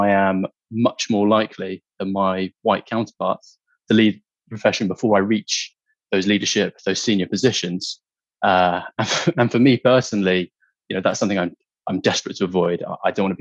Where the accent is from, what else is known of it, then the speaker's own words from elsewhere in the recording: United Kingdom; also born or lived in Hong Kong / China; when I was growing up in the UK